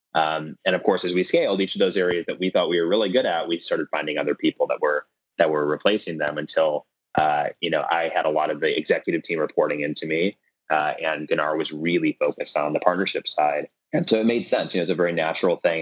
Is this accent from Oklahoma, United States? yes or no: no; Minneapolis, Minnesota, United States; I grew up in Minneapolis Minnesota